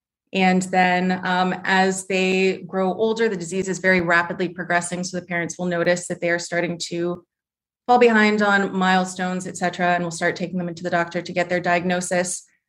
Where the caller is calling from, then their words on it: Columbus, Ohio, United States; I am calling from just outside of Columbus, Ohio.